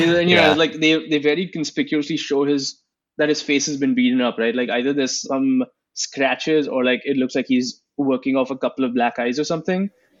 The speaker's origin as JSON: {"language": "English", "country": "India", "tie": "born or raised there", "moved": "yes", "said": "growing up in India when I was a kid"}